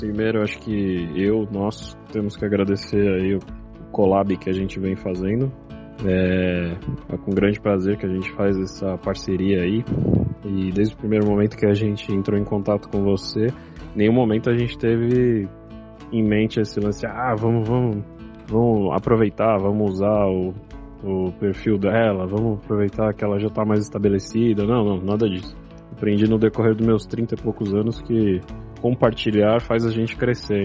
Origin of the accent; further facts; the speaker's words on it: São Paulo, Brazil; eu somos aqui de São Paulo, da Zona Leste